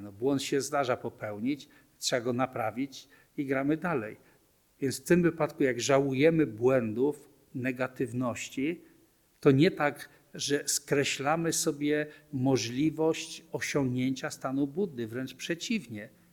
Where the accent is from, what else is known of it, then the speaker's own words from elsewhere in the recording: Poland; urodziłem się w Polsce, w męskim ciele